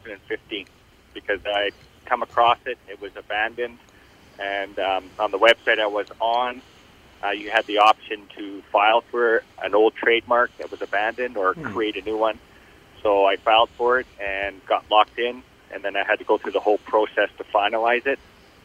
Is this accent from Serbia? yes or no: no; Thunder Bay, Ontario, Canada; I was born and raised in Thunder Bay.